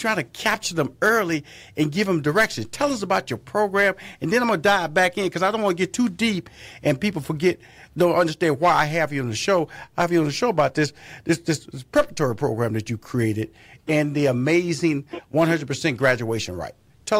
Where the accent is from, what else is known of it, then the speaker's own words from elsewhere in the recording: Houston, Texas, United States; because, you know, I came from Fifth Ward, you know. It's one of the more impoverished